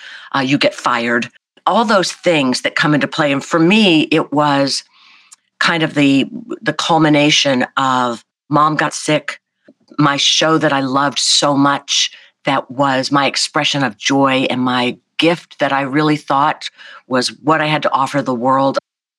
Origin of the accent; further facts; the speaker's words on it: the South, United States; not just because I'm from the South, where that's kind of a easy quality to placate, you know, be nice.